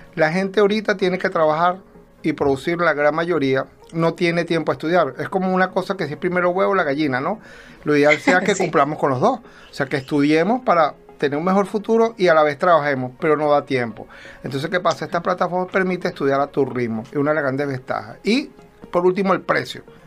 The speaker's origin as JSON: {"language": "Spanish", "country": "Venezuela", "moved": "yes", "said": "somos venezolanos, aunque actualmente somos ciudadanos del mundo, ¿no? Estamos regados"}